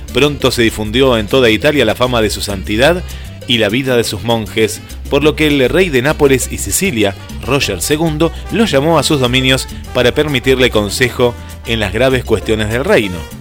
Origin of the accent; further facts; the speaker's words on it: Argentina; cómo somos los argentinos